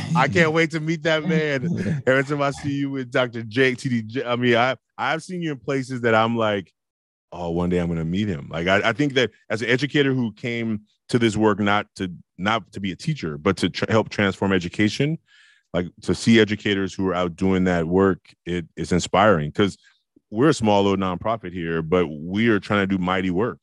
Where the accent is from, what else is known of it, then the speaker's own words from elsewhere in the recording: Oakland, California, United States; I was a hothead from Oakland